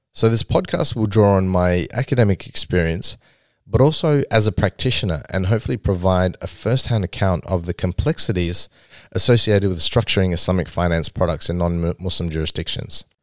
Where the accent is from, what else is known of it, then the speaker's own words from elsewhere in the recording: Australia; growing up in Australia and growing up in the West